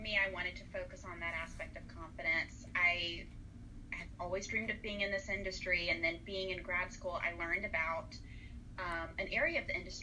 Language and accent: English; Birmingham, Alabama, United States; moved away as an adult; also born or lived in Savannah, Georgia; I grew up in Birmingham, Alabama, lived there all the way until I actually moved to Savannah to go to SCAD for grad school